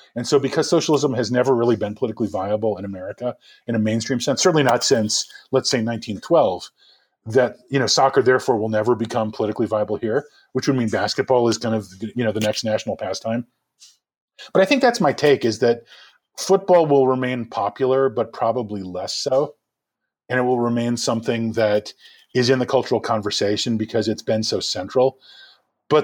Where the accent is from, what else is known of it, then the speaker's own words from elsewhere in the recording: New York, United States; I mean, I grew up in New York. I grew up as a Mets fan.